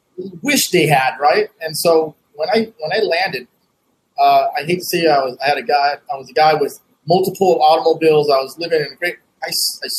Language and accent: English; United States; also born or lived in Vietnam (home country, left as child); I did make a trip back to my home country in my early 30s, and just to reconnect with the world I left behind, because I kind of like, I jokingly said, tell folks, like, you know, I'm a corn-fed Asian, right? And so like, I'm as American as American me